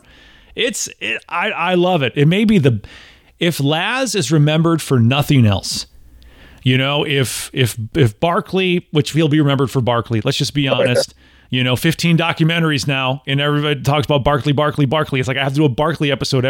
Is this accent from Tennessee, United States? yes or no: yes; Tennessee, United States; I'm from Tennessee. Like, you know, I've got distilleries in my backyard